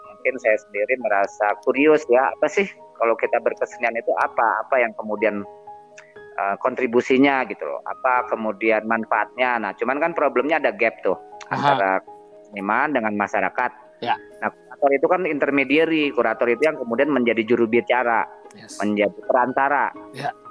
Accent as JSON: {"language": "Indonesian", "town": "Bandung", "region": "West Java", "country": "Indonesia", "said": "ya udah kita pindah aja dari Jakarta ngapain juga ngurusin Jakarta jangan kita orang Bandung kan makanya"}